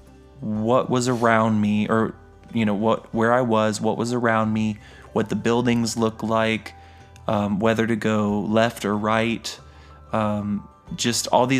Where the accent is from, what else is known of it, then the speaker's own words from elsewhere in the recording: Wyoming, United States; now in Florida, United States; I grew up in Wyoming